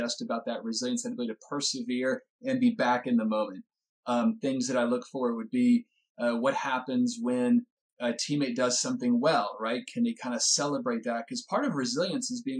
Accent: Winston-Salem, North Carolina, United States; now in California, United States; my hometown, Winston-Salem. We grew up, I mean, our home's like 3 miles apart

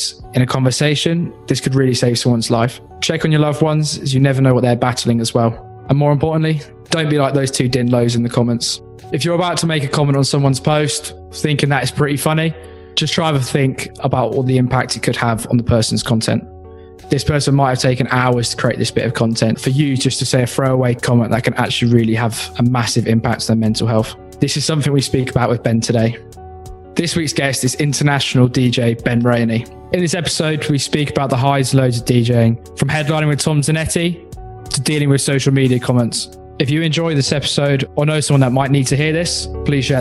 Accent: Reading, South East England, United Kingdom; Reading, which is my hometown

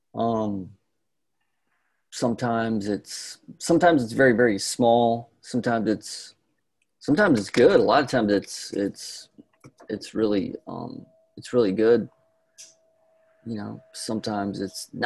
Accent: North Carolina, United States; moved away as an adult; I grew up in North Carolina

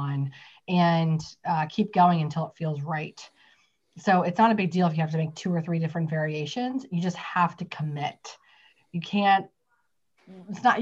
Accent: West Virginia, United States; I'm from West Virginia

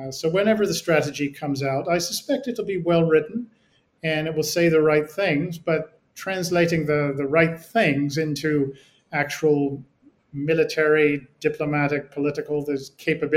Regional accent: United States; As an American

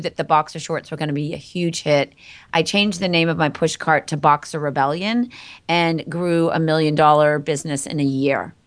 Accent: Andover, Massachusetts, United States; I grew up in Andover, Massachusetts.

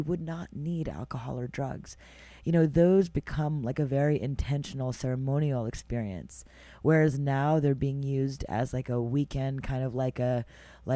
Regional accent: Montreal, Quebec, Canada; now in New York City, United States; I was born and raised in Montreal, Canada

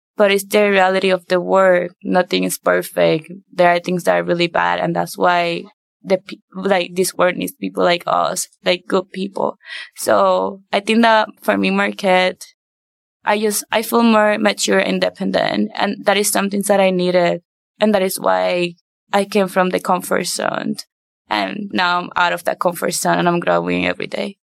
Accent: Puerto Rico; moved away; I grew up in Puerto Rico

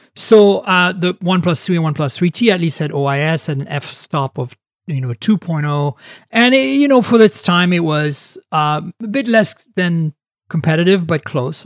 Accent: Canada; moved away; also born or lived in Europe; I grew up in Canada and in Europe

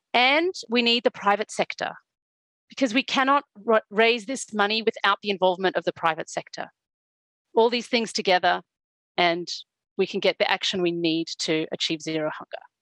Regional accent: South Africa; I was born and I grew up in South Africa during the apartheid regime

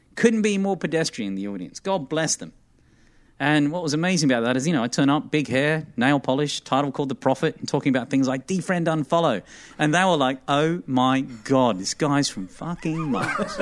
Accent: Armidale, New South Wales, Australia; moved away as an adult; also born or lived in Sydney; now in United States; I'm not from a city, mate. I'm from the bush

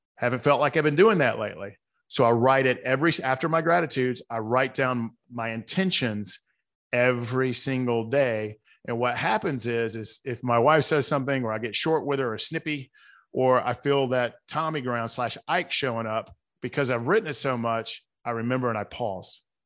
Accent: the South, United States; accent: Southern; my Southern accent

